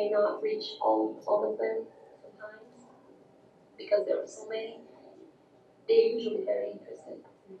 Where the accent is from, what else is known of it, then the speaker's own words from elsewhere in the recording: Brazil; English is a second language; moved away as an adult; now in United States; I speak German. I come from Brazil. I'm here in the United States since